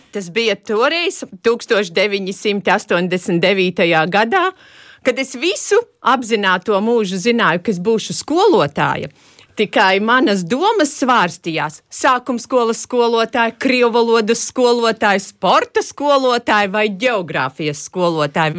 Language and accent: Latvian; Aknīste, Selonia, Latvia; accent: Selonian; moved away as an adult; now in Grobiņa, Latvia; Es ļoti, ļoti lepojos ar to, ka manas dzimtas saknes ir aknīstē